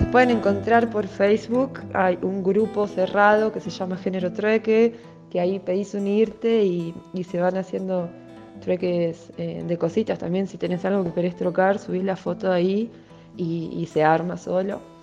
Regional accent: Salta, Argentina; soy salteña

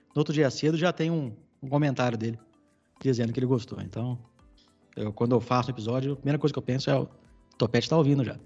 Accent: São Paulo, Brazil; Eu sou paulistano, nascido e criado na capital

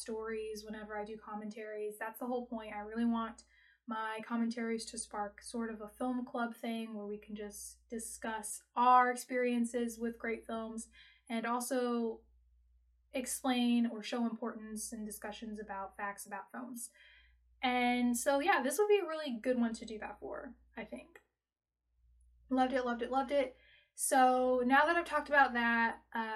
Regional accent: United States; So I am very American, and a Black American experience is the only sort of culture that I have

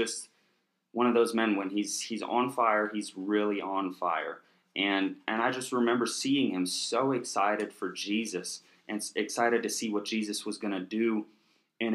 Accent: Kansas, United States; moved away as an adult; also born or lived in Oklahoma; lived most of my life in Kansas until I moved here for Charis Bible College

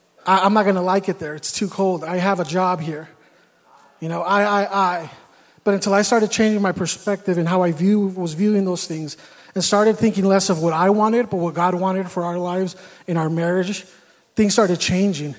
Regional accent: California, United States; moved away as an adult; I'm from California

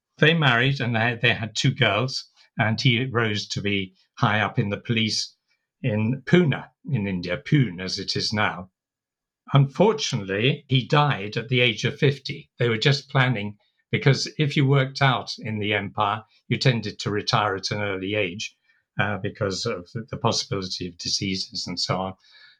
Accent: Folkestone, South East England, United Kingdom; also born or lived in Basra, Iraq / Tehran, Iran; I'm not British. I wasn't born British. I came to England when I was about six, and we settled in Folkestone

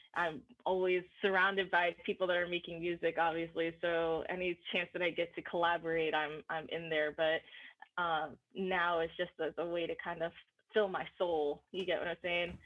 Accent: New Jersey, United States; moved away as an adult; also born or lived in New York; now in Los Angeles, United States; I'm from New Jersey

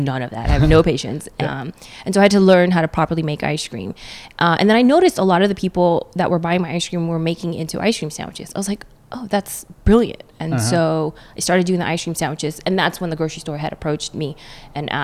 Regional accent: Northern California, United States; also born or lived in Philippines / Oakland / Redondo Beach; I'm from NorCal, all over Northern California

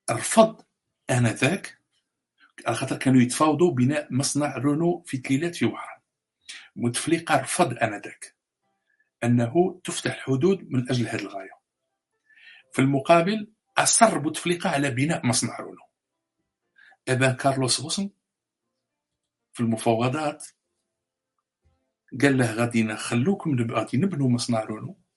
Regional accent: Algeria; لكن في الجانب الاخر عندنا في الجزائر

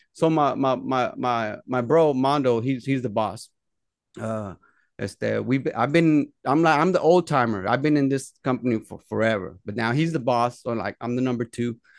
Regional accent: Dallas, Texas, United States; I'm from Oak Cliff, the, the, the, the neighborhood that we're from in Dallas, Oak Cliff.

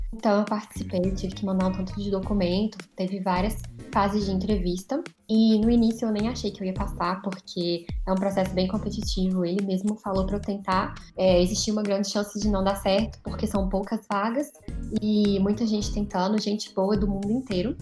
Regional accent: Belo Horizonte, Minas Gerais, Brazil; eu sou de BH

